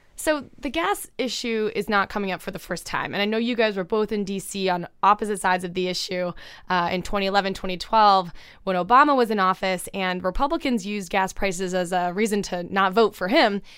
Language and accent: English; Canada; I'm the Canadian in the room here